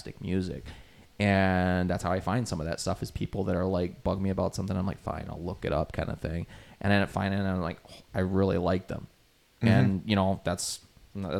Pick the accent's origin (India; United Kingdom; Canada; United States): Canada; Calgary, Alberta; moved away; I'm originally from a bigger city. I'm originally from Canada. So up there, a town called Calgary in Alberta there